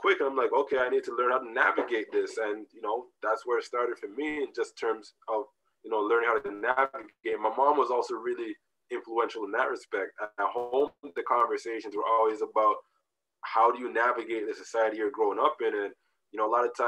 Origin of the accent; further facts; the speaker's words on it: Canada; also born or lived in Jamaica; I came to Canada when I was, I don't know, two and a half